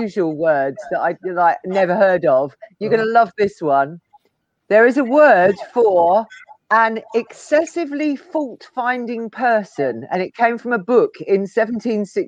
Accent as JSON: {"language": "English", "region": "London", "country": "United Kingdom", "moved": "yes", "said": "I'm from London"}